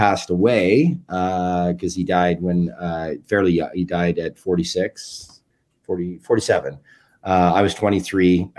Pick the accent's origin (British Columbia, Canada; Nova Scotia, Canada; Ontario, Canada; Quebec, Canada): British Columbia, Canada; Kelowna; moved away; also born or lived in New York; I'm from Kelowna, BC originally.